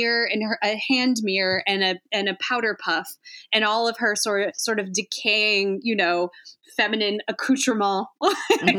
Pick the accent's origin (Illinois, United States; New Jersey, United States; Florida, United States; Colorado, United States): Illinois, United States; Chicago; I'm from the Chicago area. I grew up there.